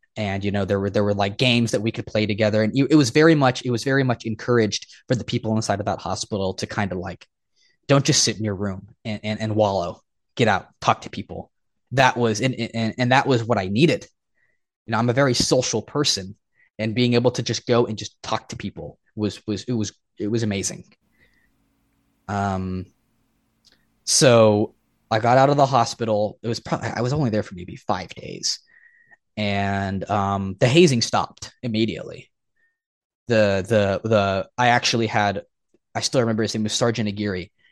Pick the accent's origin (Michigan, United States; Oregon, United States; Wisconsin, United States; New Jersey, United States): Oregon, United States; moved away as an adult; I went back to my home state of Oregon